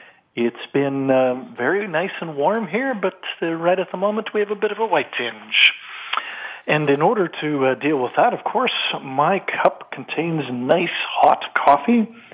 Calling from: Calgary, Alberta, Canada; I'm calling from Calgary, Canada.

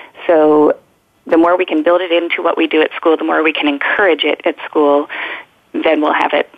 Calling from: Philadelphia, Pennsylvania, United States; I am calling from the beautiful city of Philadelphia, Pennsylvania.

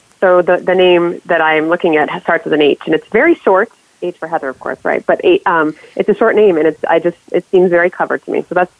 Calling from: north of Boston, Massachusetts, United States; Well, I'm calling from north of Boston, so we have our fair share of traffic jams around here.

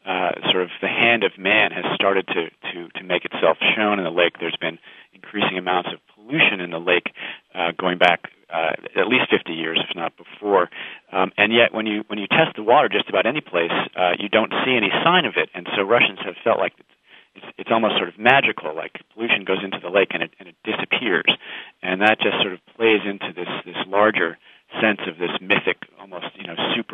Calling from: Brighton, Massachusetts, United States; No, I'm calling you from Brighton, Massachusetts, the beautiful neighborhood of Market Street and WGBH in Boston.

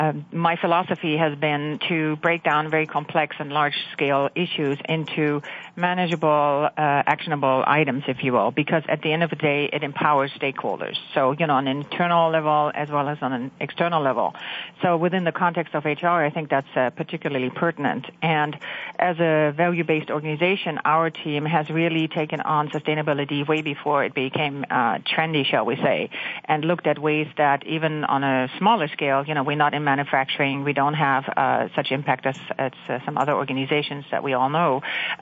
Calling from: San Francisco, California, United States; I'm calling from San Francisco, and I might add that we are quite well supplied with sun here.

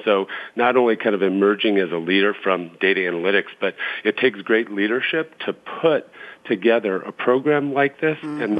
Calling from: Indianapolis, Indiana, United States; I'm calling from Indianapolis as well

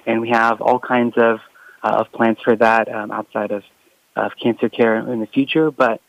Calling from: California, United States; I am calling from Silicon Valley, so not too far from, you know, San Francisco, Mountain View areas.

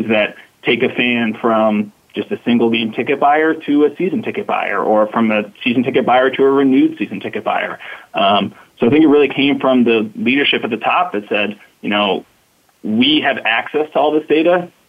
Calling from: Bronx, New York, United States; So I'm calling from the Bronx in New York, the home of the New York Yankees.

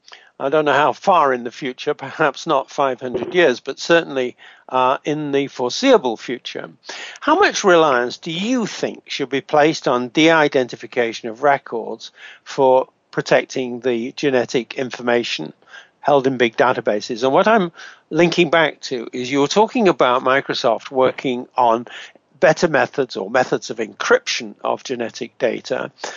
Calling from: Canada; I'm speaking from Canada at the moment

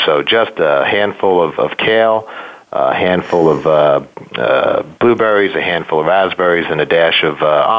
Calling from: Philadelphia, Pennsylvania, United States; So I am calling from Philly. Yo, Philly. Well, for those that don't know it, Philadelphia, to be a little more concise.

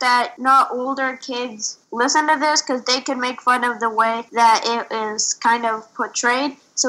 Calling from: Boulder, Colorado, United States; I am 10 years old. I'm reporting from Boulder, Colorado.

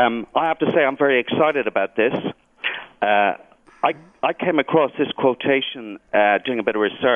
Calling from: Dublin, Leinster, Ireland; Dublin, Ireland.

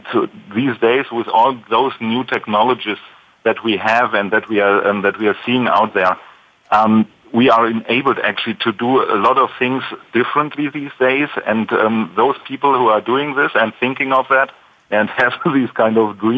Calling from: Stuttgart, Baden-Württemberg, Germany; I'm calling in from Stuttgart area, so in Germany down there.

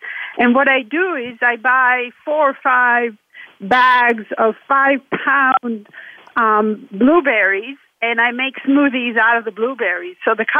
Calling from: Salem, Oregon, United States; I'm calling from Salem, Oregon.

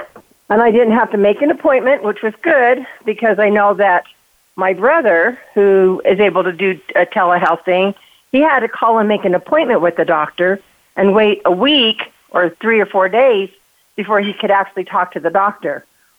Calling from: Utah, United States; I'm calling from Utah.

